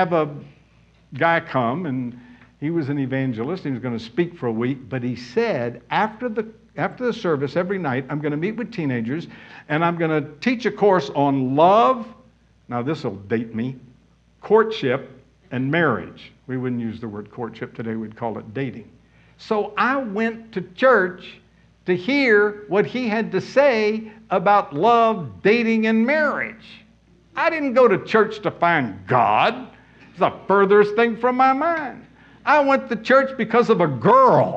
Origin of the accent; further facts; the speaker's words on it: Pensacola, Florida, United States; I grew up in Pensacola, Florida